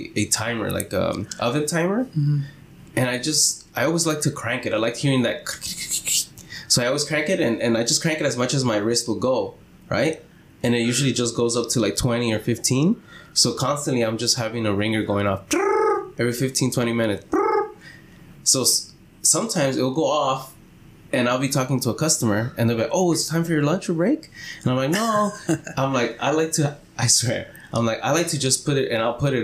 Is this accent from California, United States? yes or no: yes; Los Angeles, California, United States; also born or lived in Stanislaus County, California; I'm L.A. born, you know. I mean, not really L.A. born, but L.A. raised. I was born up in Stanislaus, California